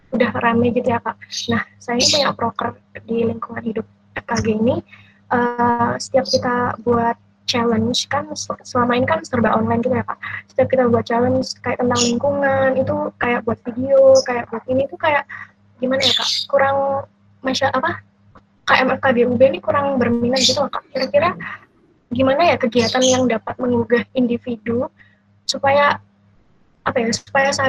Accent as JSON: {"language": "Indonesian", "town": "Surabaya", "region": "East Java", "country": "Indonesia", "said": "Saya berasal dari Surabaya."}